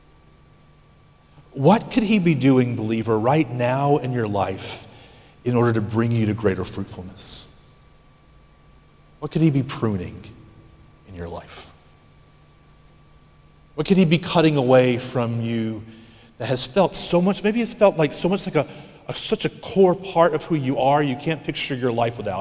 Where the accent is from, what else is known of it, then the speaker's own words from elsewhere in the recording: United States; As American Christians